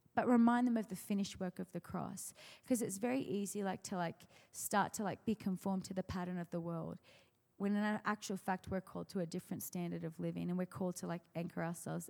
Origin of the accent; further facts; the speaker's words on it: Australia; moved away; I'm from Australia